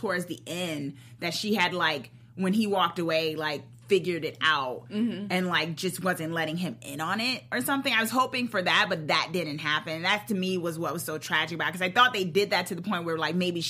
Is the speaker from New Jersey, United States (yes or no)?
yes; New Jersey, United States; I'm from Jersey, guys.